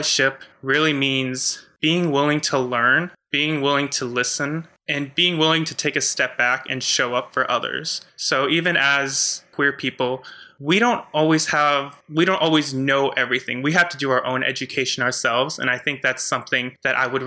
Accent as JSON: {"language": "English", "country": "United States", "tie": "born or raised there", "said": "I was raised in the Catholic Church in a very conservative part of the U.S."}